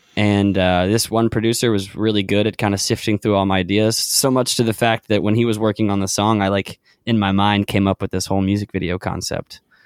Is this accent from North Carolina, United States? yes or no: yes; Charlotte, North Carolina, United States; also born or lived in Clemson; I grew up in Charlotte